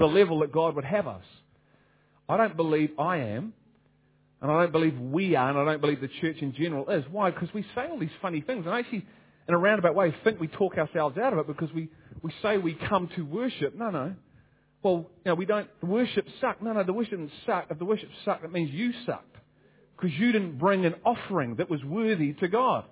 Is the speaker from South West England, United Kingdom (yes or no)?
no; Liverpool, North West England, United Kingdom; And I'm from Liverpool